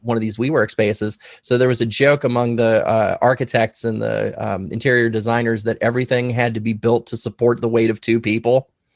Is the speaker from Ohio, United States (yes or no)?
yes; Loveland, Ohio, United States; also born or lived in Columbus, Ohio / New York State; I grew up in this very room that I'm actually sitting